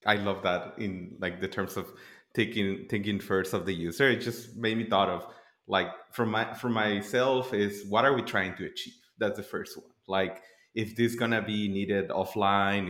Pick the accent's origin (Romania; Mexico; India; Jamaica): Mexico; Tijuana, Baja California; moved away; I'm originally from Tijuana, Mexico.